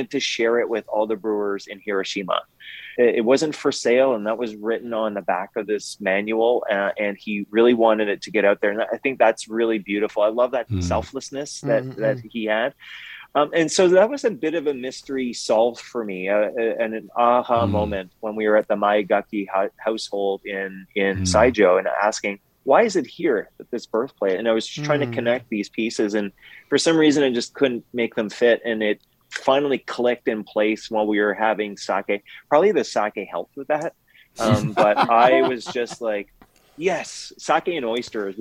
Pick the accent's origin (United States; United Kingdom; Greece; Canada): Canada; I'm French Canadian